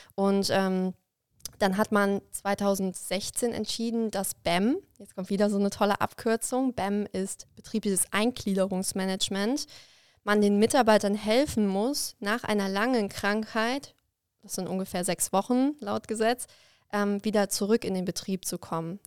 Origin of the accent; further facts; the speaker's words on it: Koblenz area, Rhineland-Palatinate, Germany; in meiner Heimat und habe dann in Koblenz angefangen zu studieren